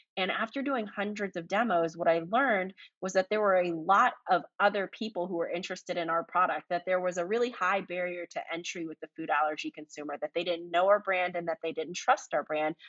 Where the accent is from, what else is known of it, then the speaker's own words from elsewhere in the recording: Fayetteville, North Carolina, United States; runs a small trucking company in my hometown of Fayetteville, North Carolina